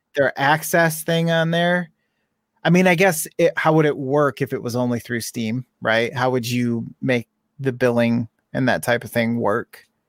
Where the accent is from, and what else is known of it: United States